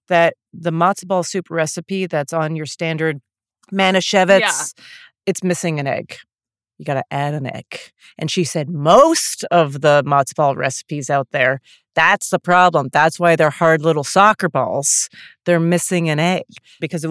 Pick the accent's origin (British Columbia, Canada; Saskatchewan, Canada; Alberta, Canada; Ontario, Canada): Alberta, Canada; Calgary; moved away as an adult; also born or lived in Montreal / Toronto; now in New York, United States; I was raised Jewish in Calgary, Alberta, or so I thought. Then I moved to New York